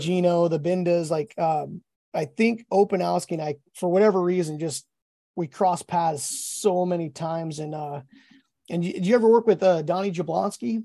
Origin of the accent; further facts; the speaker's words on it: Alaska, United States; I'm from Alaska